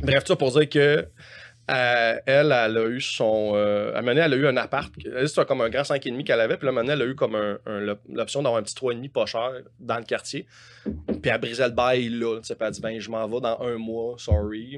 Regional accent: Montreal, Quebec, Canada; also born or lived in Saint-Hyacinthe; j'étais à Montréal tout le temps dans ma vie

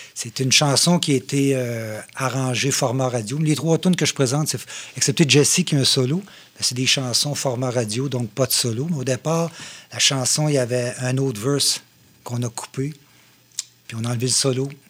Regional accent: Shawinigan, Quebec, Canada; also born or lived in Saint-Grégoire / Trois-Rivières; je viens de Saint-Grégoire, mais je suis arrivé à Shawi euh, très, très tôt

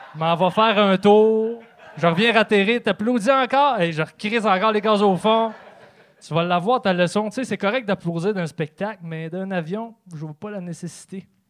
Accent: Trois-Rivières, Quebec, Canada; je viens de Trois-Rivières

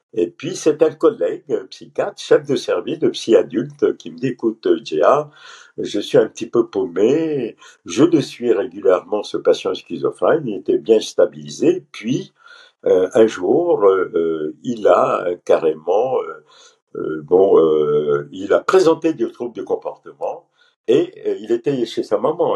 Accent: Pondicherry, Puducherry, India; moved away as an adult; also born or lived in Paris, France; moi je suis euh, d'origine pondichérienne. Pondichéry était un ancien compteur français hein, euh, en Inde. J'insiste en disant comptoir et non colonie, hein, comptoir français. J'ai fait toutes mes études au lycée français à Pondichéry

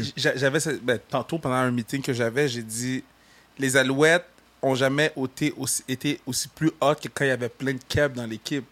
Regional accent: Saguenay, Quebec, Canada; accent: Saguenay; mon accent du Saguenay

